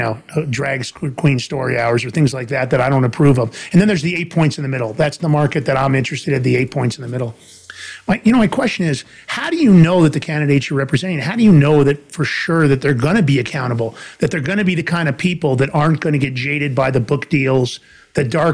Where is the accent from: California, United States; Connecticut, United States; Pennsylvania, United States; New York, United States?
New York, United States; New York City; also born or lived in New Jersey; I'm originally from Fordham Road in the Bronx in New York